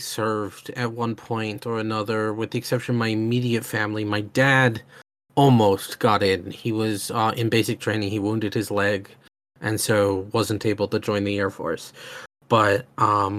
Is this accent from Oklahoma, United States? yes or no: yes; Oklahoma, United States; I'm from Oklahoma in the United States